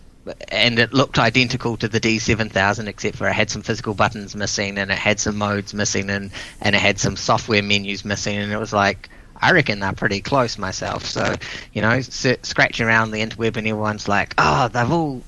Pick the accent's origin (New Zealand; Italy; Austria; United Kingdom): New Zealand; I was from New Zealand